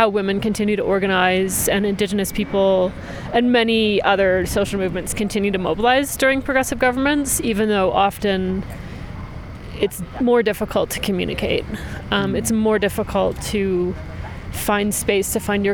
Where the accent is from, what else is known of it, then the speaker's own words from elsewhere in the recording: Maple Ridge, British Columbia, Canada; moved away as an adult; also born or lived in Edmonton, Alberta, Canada; now in Mexico; I was born in Edmonton, and I grew up in Maple Ridge in the suburbs of Vancouver, and I've been based in Mexico for over 10 years now